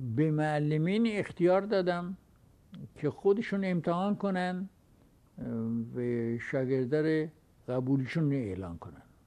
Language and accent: Persian; Iran; من ایرانی هستم و افتخار میکنم ایرانی هستم